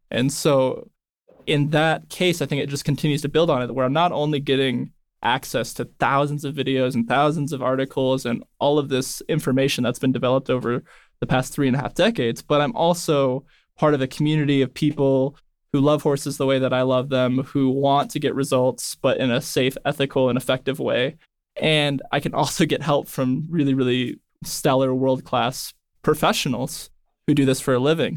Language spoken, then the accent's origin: English; Northern California, United States; I grew up in Northern California